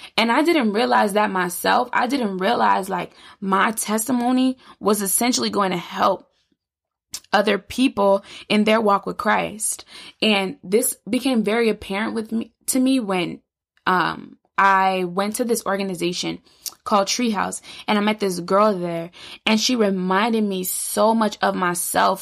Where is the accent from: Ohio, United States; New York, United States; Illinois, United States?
Illinois, United States; I grew up in Illinois